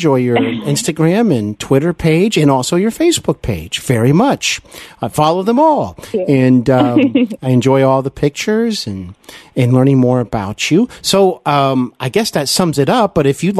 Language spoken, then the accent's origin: English; Cincinnati, Ohio, United States; Cincinnati. I know there's a lot of friends and listeners who listen from my hometown